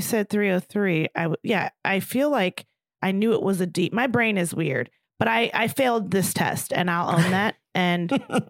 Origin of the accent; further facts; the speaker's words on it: Baltimore, Maryland, United States; I'm from there